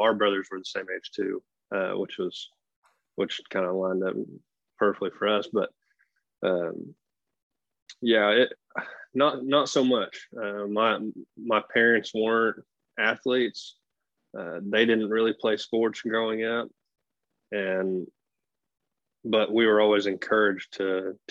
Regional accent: Broken Arrow, Oklahoma, United States; I grew up in Broken Arrow

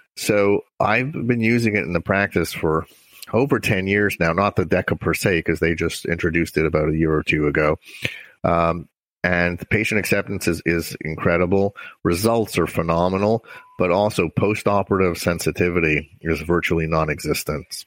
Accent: Montreal, Quebec, Canada; moved away; I grew up in Montreal, Canada.

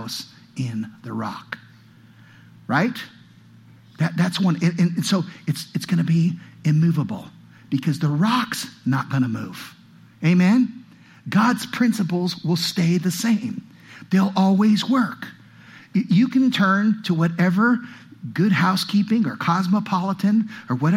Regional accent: California, United States; now in Utah, United States; I come from California

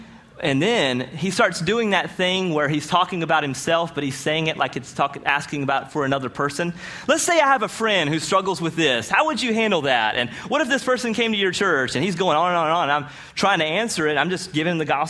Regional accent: Rocky Mount, North Carolina, United States; also born or lived in Greenville, North Carolina; I'm from Rocky Mount, North Carolina

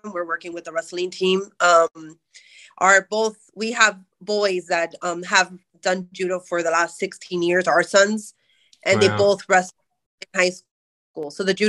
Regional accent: Florida, United States; But we're originally from the East Coast, where he did judo for Carroll City, and so near the Miami area.

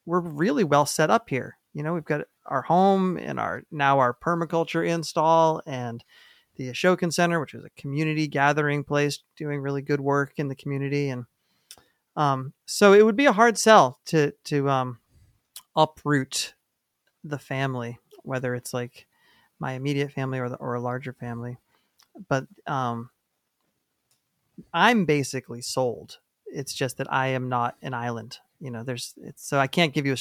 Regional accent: New Hampshire, United States; now in New York, United States; I'm from New Hampshire.

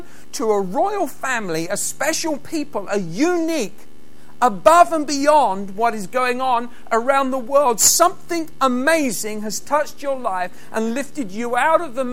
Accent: England, United Kingdom; now in Scotland, United Kingdom; I'm English

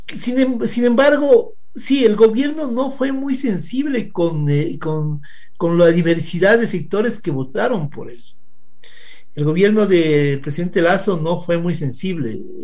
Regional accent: Ecuador

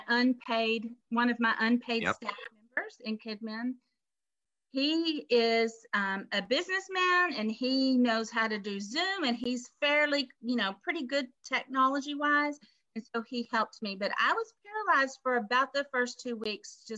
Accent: Texas, United States; also born or lived in Memphis, Tennessee; now in Pennsylvania, United States; I am from Texas. And I claim my Texas roots.

